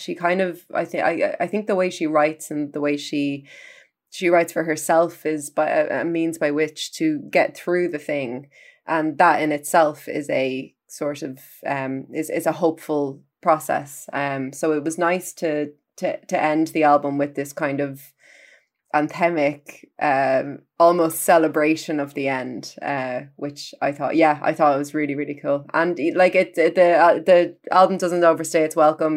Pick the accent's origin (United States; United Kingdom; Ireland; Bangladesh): Ireland; as an Irish music critic